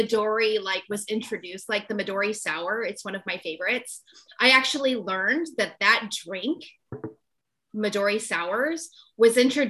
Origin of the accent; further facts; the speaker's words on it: California, United States; also born or lived in New York; now in Albany, United States; I grew up in California. I'm a California girl, born and bred.